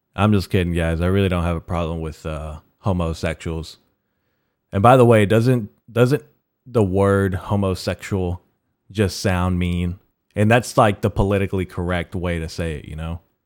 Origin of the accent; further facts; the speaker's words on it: United States; I'm American, I'm an American Mexican